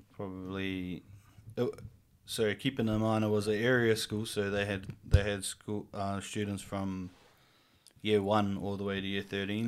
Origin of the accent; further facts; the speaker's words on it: Whangarei, Northland, New Zealand; born and raised here in Whangarei.